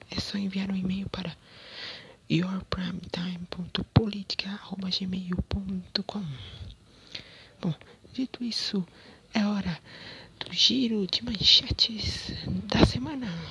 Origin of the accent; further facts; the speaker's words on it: Rio Claro, São Paulo, Brazil; also born or lived in Baixada Santista; Em Rio Claro, minha cidade natal